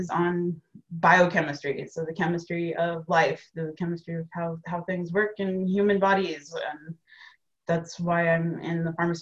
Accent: Indianapolis, Indiana, United States; moved away as an adult; also born or lived in Madison, Wisconsin; I grew up in Indianapolis, went to Cathedral High School, ended up at Purdue

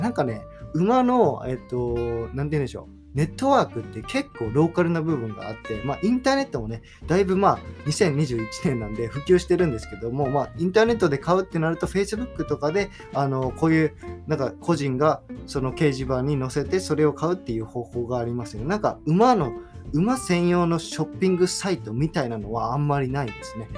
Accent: Japan; now in United States; 僕まあ田舎育ち

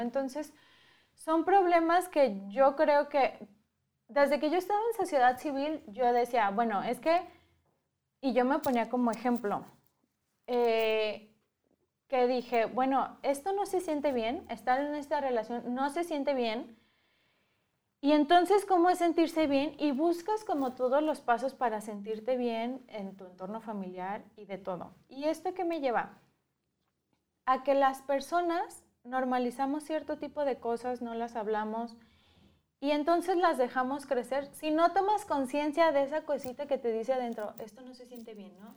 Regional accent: Guadalajara, Jalisco, Mexico; yo desde que estaba en Guadalajara, que crecí en Guadalajara

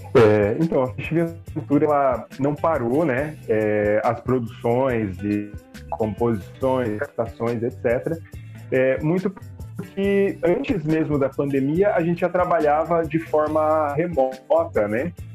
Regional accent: Caçador, Santa Catarina, Brazil; moved away; Caçador, que é minha cidade natal

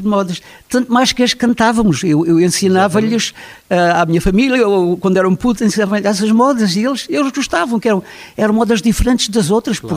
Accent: Vila de Frades, Alentejo, Portugal; Eu tive a felicidade de nascer numa terra que era uma terra simples e uma terra onde se cantava muito

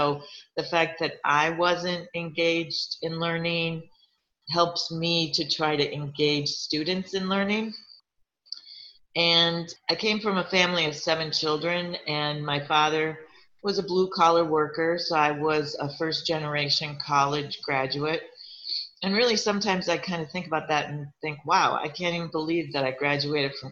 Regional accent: Minnesota, United States; moved away; I grew up in Minnesota, And I grew up in a really small town

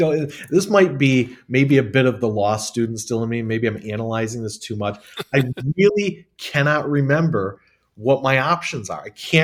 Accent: Watertown, New York, United States; I'm actually from Watertown, New York.

